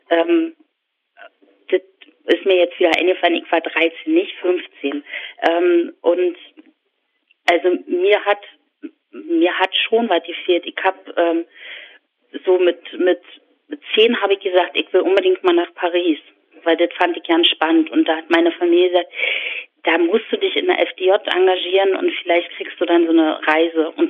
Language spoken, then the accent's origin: German; East Germany, Germany; also das ist mein Bild von der DDR, dass die Häuser grau